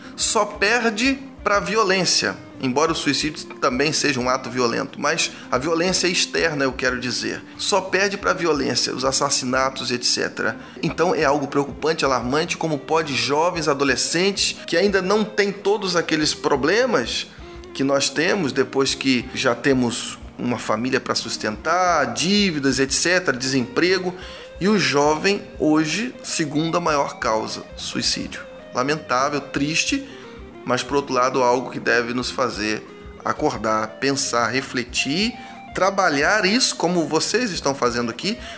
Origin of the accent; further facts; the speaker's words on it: Rio de Janeiro, Brazil; moved away as an adult; also born or lived in Cachoeira do Sul, Rio Grande do Sul; now in Ipatinga, Brazil; somos do Rio de Janeiro